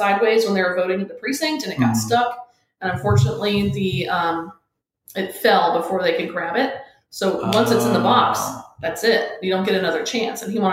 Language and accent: English; Ormond Beach, Florida, United States; now in Palm Coast, United States; I'm originally from Ormond Beach, so I moved up north here to Palm Coast, about 25 minutes up the road